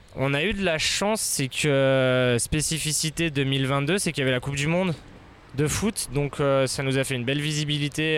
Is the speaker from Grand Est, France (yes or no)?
no; Annemasse, Auvergne-Rhône-Alpes, France; moved away as an adult; also born or lived in Mexico / Spain; Je suis d'Annemasse, je suis né ici